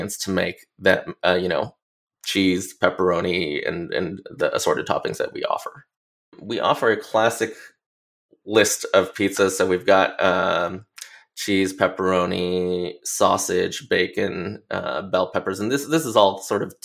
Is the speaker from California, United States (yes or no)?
yes; Los Angeles, California, United States; growing up in Los Angeles